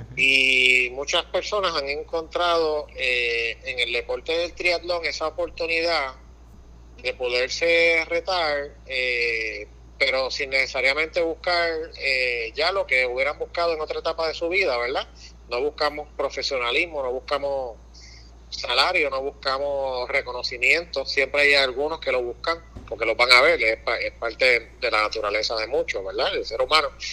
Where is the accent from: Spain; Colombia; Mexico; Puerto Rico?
Puerto Rico; nosotros como, puertorriqueños